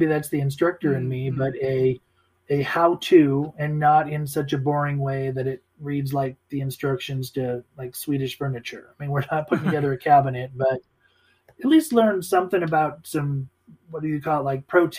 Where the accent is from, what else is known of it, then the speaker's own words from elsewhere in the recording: Midwest, United States; Like I said, growing up in the Midwest, Italian family.